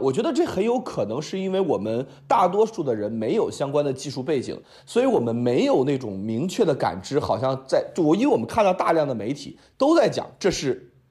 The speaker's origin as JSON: {"language": "Chinese", "region": "Beijing", "country": "China", "said": "我是一个北京人"}